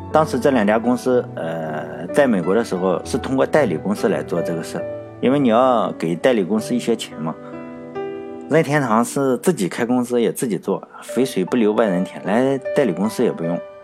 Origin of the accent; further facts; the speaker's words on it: China; 咱们大陆这边都叫桃子公主